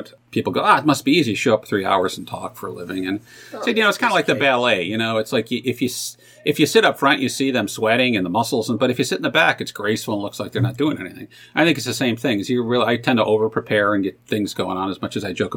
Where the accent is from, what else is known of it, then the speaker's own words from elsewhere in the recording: Buffalo, New York, United States; also born or lived in Youngstown, Ohio; now in Cincinnati, United States; growing up in Buffalo